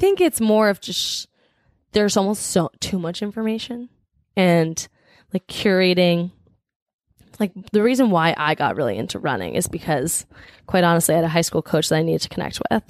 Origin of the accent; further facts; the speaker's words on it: New Jersey, United States; now in Boston, United States; I'm from New Jersey.